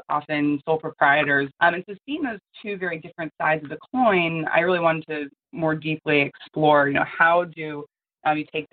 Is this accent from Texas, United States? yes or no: no; outside New York City, United States; I grew up outside New York City, where a lot of the people in my town were commuting into New York